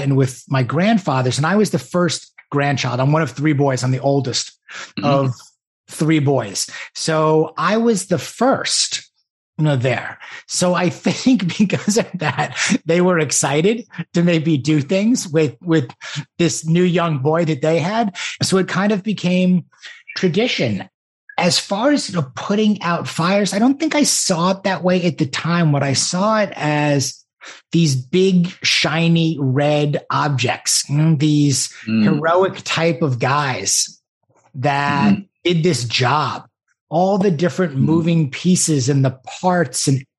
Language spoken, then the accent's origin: English; Great Neck, New York, United States; I grew up on the North Shore of Long Island in a town called Great Neck